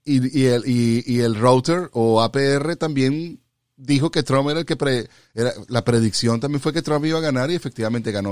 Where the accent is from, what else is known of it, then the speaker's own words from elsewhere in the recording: Venezuela; moved away; Te lo digo como venezolano